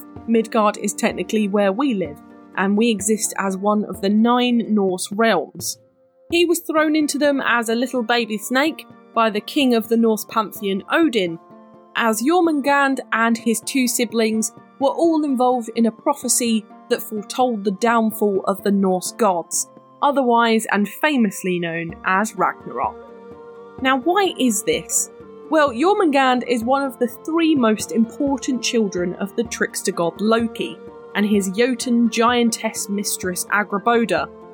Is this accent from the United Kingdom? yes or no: yes; United Kingdom; I'm very British